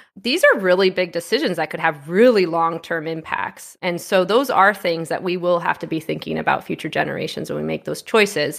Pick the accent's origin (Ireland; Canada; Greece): Canada; moved away as an adult; also born or lived in United States; I'm a U S citizen. I grew up in Canada. I lived in the U S for quite some time, and now I'm back in Canada